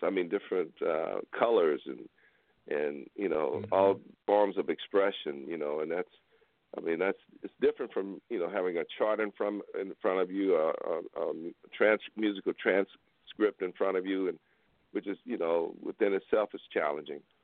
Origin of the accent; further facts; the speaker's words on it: Houston, Texas, United States; I'm from Houston. You know I grew up, you know with those guys